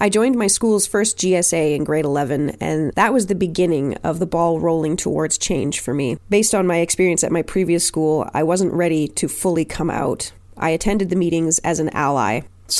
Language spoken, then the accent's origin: English; Nova Scotia, Canada; also born or lived in Germany / Alberta; now in Ontario, Canada; I was born in Nova Scotia, lived in Germany, then Alberta, then back to Nova Scotia, and now I'm in Ontario